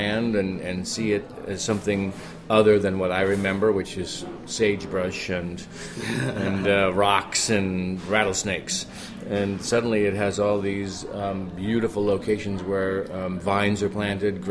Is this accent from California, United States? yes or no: no; Yakima, Washington, United States; moved away; I'm from Yakima, which is also eastern Washington